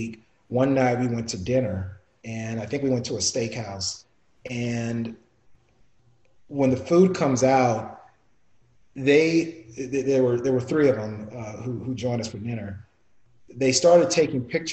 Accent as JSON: {"language": "English", "town": "Toronto", "region": "Ontario", "country": "Canada", "tie": "born or raised there", "said": "I'm born in Toronto. I was born in Toronto, so fellow T-Dot"}